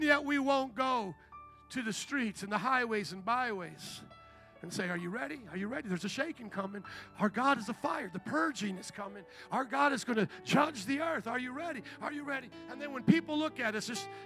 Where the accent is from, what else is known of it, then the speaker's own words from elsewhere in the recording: Chicago, Illinois, United States; I'm from Chicago